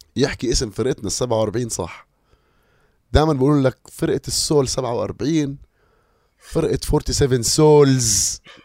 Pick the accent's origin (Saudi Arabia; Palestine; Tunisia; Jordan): Jordan; Amman, Amman Governorate; انا فلسطيني اردني لانه انا فلسطيني اردني تربيت في عمان